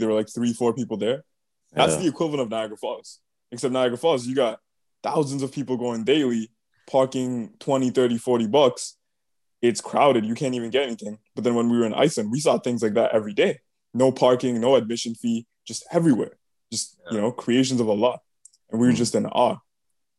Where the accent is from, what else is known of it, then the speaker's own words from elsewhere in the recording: Bangladesh; now in Canada; because I'm from Bangladesh, right?